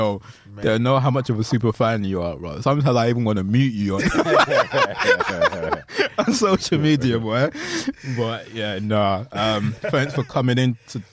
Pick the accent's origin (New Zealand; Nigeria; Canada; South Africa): Nigeria; as a Nigerian